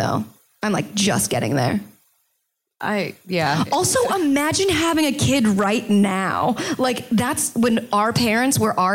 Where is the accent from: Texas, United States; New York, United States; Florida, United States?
Florida, United States; I grew up in Florida and everyone were like cute white girls